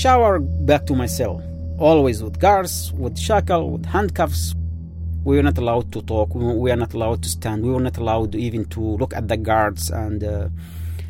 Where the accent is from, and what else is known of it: Yemen; English is a second language; moved away as an adult